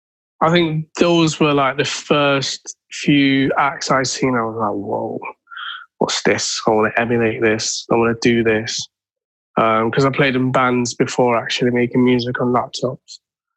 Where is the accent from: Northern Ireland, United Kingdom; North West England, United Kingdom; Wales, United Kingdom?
North West England, United Kingdom; Manchester; I was growing up in Moss Side.